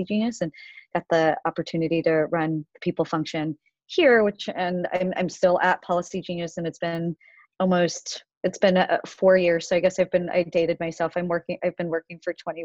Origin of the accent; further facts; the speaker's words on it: a small town in Ohio, United States; moved away as an adult; also born or lived in Korea; now in New York, United States; I essentially grew up in a small town in Ohio until I graduated college. And then I moved to New York and I've been here ever since